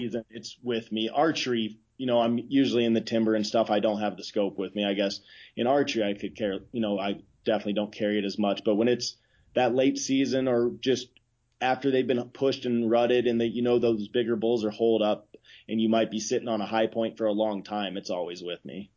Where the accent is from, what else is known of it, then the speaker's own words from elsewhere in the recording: Idaho, United States; I grew up in Idaho